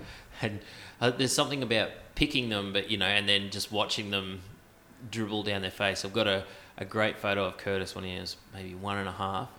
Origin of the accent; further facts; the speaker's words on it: Gladstone, Queensland, Australia; because I came from Gladstone, which is not quite, but it is more tropical.